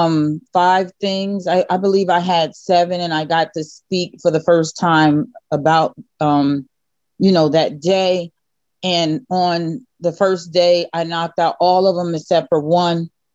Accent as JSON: {"language": "English", "region": "New Jersey", "country": "United States", "said": "I'm from Jersey as well"}